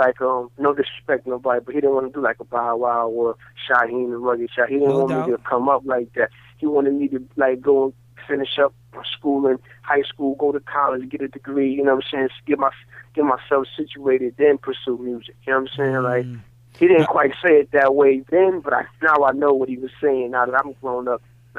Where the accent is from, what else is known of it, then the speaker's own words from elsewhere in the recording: Grand Rapids, Michigan, United States; But I grew up in Michigan because that's where I grew up at, that's where I was born, that's what it is, but my family always was the family from New York in the neighborhood